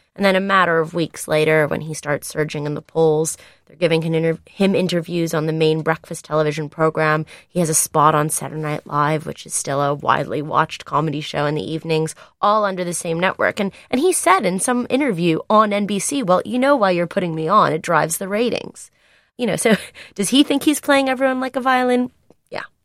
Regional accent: United States; now in United Kingdom; I am an American

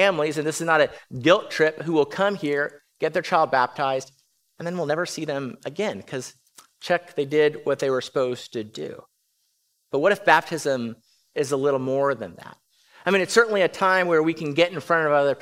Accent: California, United States; now in Round Rock, United States; I was born in California

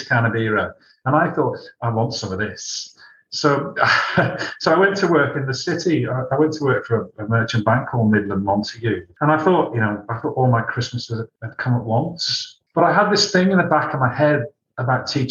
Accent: Malta; I was born in Malta.

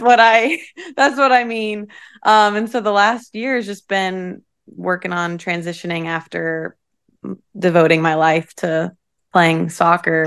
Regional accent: Troy, Ohio, United States; moved away as an adult; now in Louisville, United States; I'm from a small town in Ohio called Troy.

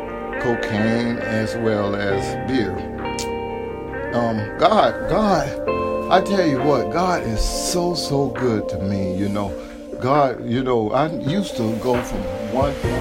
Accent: Apopka, Florida, United States; also born or lived in Orlando, Florida; I was born and raised in Orlando, Florida, and I was raised in Apopka, Florida, 10 miles out of Orlando

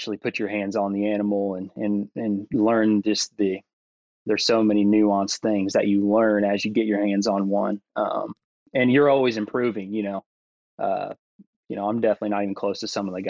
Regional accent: Southern Illinois, United States; moved away as an adult; also born or lived in Tennessee; move back to my hometown and buy this store

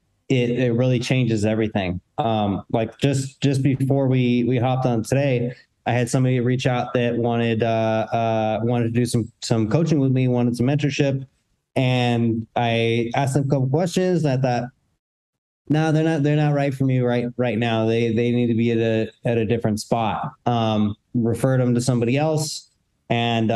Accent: Seattle, Washington, United States; my hometown, Seattle

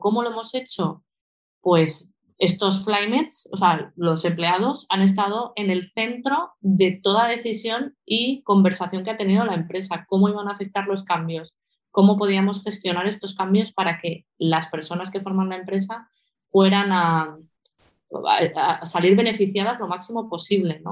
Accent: Valencia, Valencian Community, Spain; moved away as an adult; also born or lived in Sant Joan d'Alacant, Alicante / Portugal / Portland, United States; now in Asturias, Spain; de, pequeñita eh, nos mudamos a Valencia y desde entonces eh, pues he estado viviendo en Valencia, me he formado allí

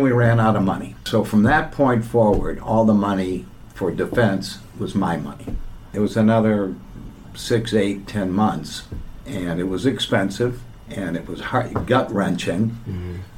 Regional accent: Midwest, United States; I'm from the Midwest

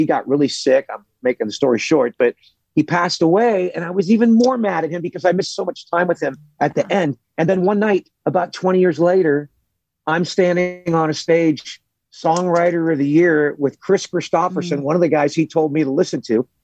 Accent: Los Angeles, California, United States; also born or lived in Burbank, California; I grew up in Hollywood, California in the 70s

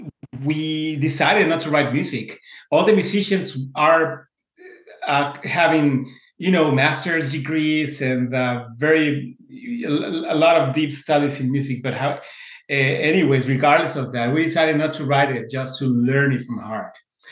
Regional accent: Mexico; moved away; I was coming, I came from Mexico some few years ago.

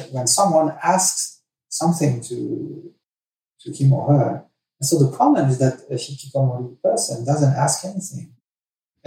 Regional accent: France; moved away; I was raised in France

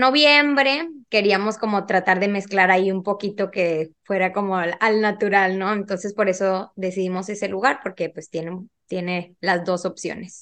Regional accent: Monterrey, Nuevo León, Mexico; soy de Monterrey, Nuevo León

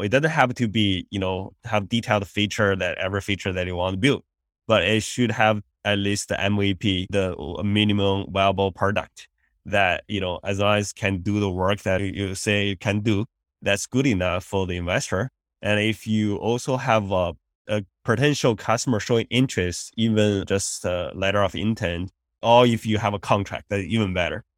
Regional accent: China; moved away as an adult; also born or lived in India; now in United States; I grew up in China

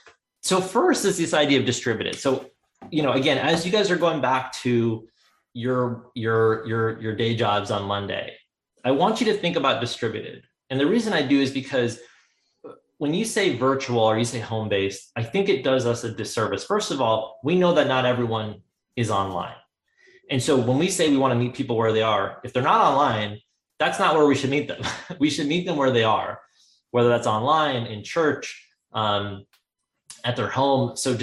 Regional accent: India; because of the fact that we come from India and we eat an Indian vegetarian diet.

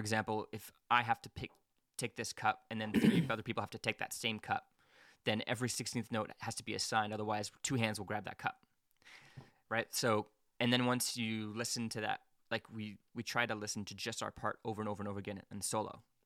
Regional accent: Quebec, Canada; now in Hamilton, Canada; I'm out in Hamilton, and I grew up in Quebec.

